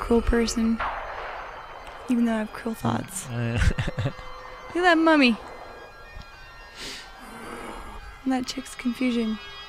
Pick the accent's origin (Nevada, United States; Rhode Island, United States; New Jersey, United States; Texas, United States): Nevada, United States; Las Vegas; I grew up in Las Vegas.